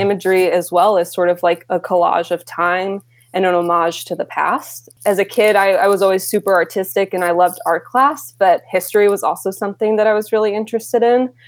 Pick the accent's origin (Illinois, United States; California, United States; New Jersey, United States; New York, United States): New York, United States; Rochester; now in Brooklyn, New York, United States; I grew up in Rochester, New York, which is the birthplace of Kodak